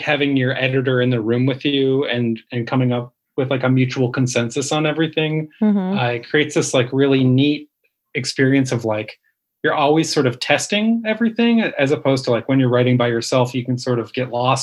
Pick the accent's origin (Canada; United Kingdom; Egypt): Canada; we're both Canadian.